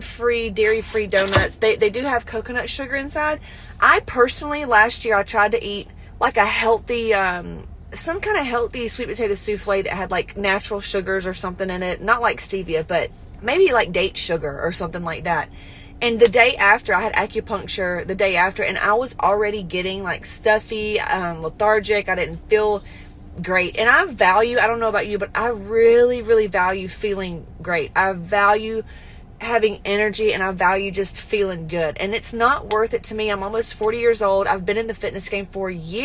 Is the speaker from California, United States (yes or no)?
no; West Georgia, United States; I come from the country, y'all. Listen, I grew up in West Georgia